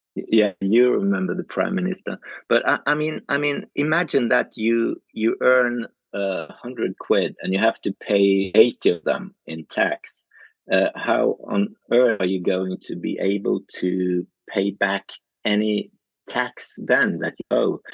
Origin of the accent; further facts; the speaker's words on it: Norway; I come from Norway